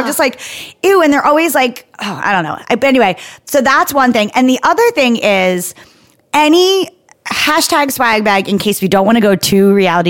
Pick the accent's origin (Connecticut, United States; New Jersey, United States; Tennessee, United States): New Jersey, United States; I'm an Italian from New Jersey.